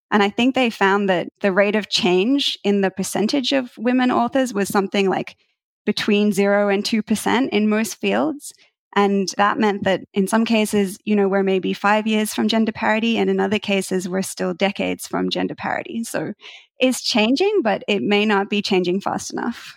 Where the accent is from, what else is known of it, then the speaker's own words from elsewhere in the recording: Australia; moved away as an adult; now in United States; I'm originally from Australia